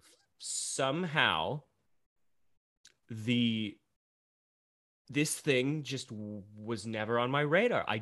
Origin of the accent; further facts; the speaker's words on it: Scranton, Pennsylvania, United States; moved away as an adult; now in Glendale, United States; growing up in Pennsylvania